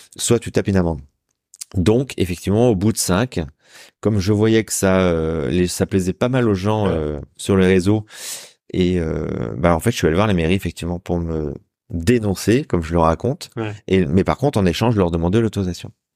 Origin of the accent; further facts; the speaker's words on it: Saint-Brieuc, Brittany, France; also born or lived in Rennes / Caen / Lorient / Paris; now in Rouen, France; je suis un petit gars du bord de la mer. Moi, je suis né à Saint-Brieuc en Bretagne